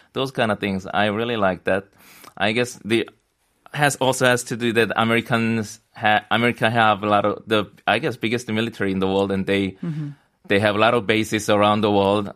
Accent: South Korea; moved away as an adult; also born or lived in New York; I came back to Korea first time in around four five years

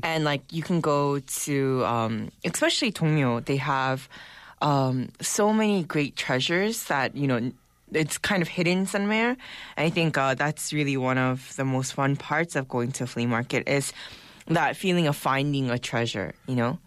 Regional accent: United States; now in Seoul, South Korea; growing up in the States

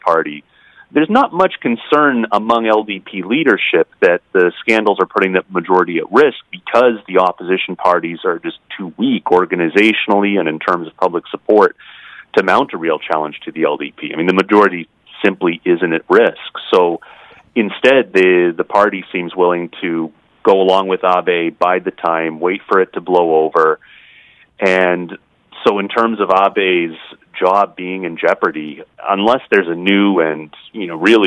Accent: United States; as an American

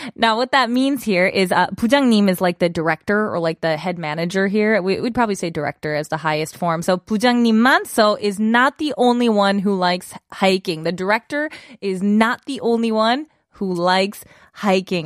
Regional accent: United States; moved away; I'm American

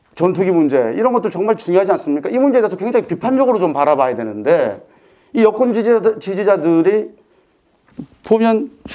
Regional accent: Busan, South Korea; 제가 사실 부산 사람으로서 오늘 광주에 와 있는데

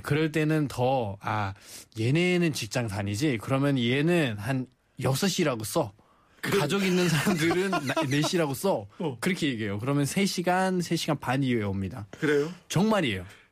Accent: Nepal; Korean is a second language; now in South Korea; 저도 네팔에서 태어난

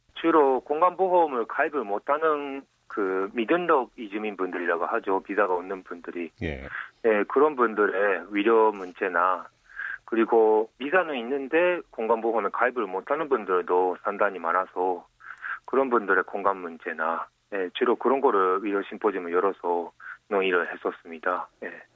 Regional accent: Japan; Korean is a second language; moved away as an adult; now in Busan, South Korea; 일본에서 왔어요

